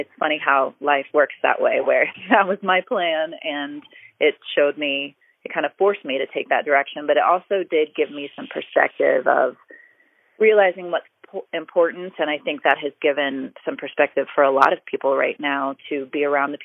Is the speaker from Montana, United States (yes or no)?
no; Orlando, Florida, United States; I grew up in Orlando, which is an area that has a huge convention market